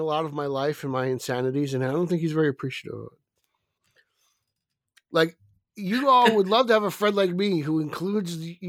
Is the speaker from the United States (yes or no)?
no; Canada; I'm not Italian. I'm French Canadian.